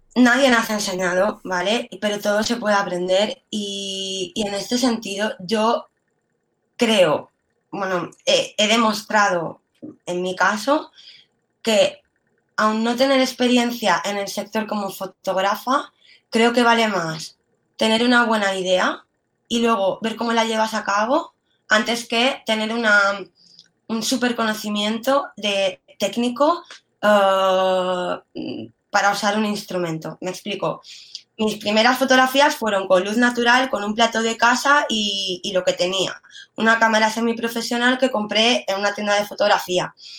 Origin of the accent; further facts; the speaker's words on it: Mallorca, Balearic Islands, Spain; yo soy mallorquina